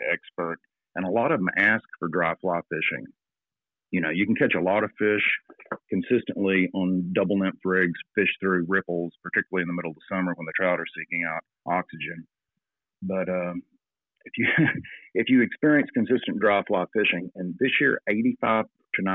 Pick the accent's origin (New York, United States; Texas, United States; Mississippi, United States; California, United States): Texas, United States; moved away as an adult; also born or lived in Atlanta; now in New Zealand; I grew up in Texas